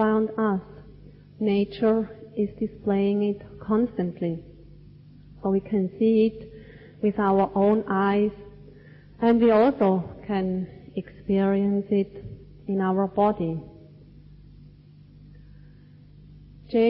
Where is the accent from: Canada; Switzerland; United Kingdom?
Switzerland; moved away; where I grew up in Switzerland, we definitely had four distinct seasons